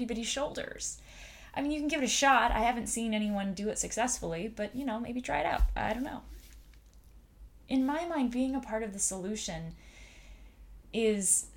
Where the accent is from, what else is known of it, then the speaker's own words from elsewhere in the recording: United States; I was born here in America